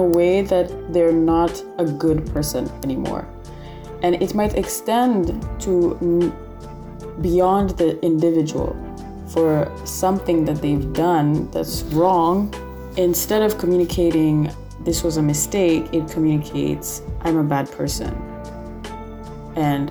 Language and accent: English; Kenya; now in Lebanon; I'm from Kenya and I've been here in Lebanon for a while